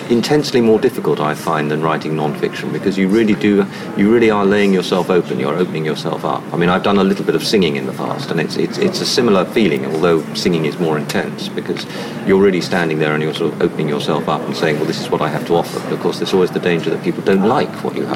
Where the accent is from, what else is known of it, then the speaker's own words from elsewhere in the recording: London, United Kingdom; also born or lived in Norfolk; I grew up in North London